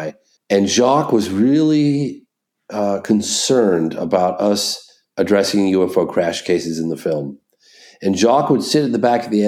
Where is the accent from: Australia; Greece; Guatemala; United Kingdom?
United Kingdom; England; also born or lived in California; now in Vermont, United States; We're both from England originally